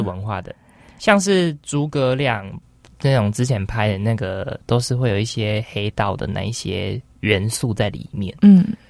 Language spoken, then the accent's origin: Chinese; Taiwan; 我是台湾人